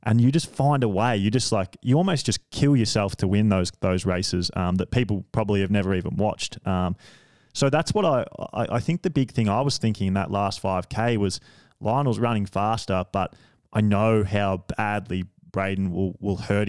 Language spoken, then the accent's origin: English; Australia; being an Australian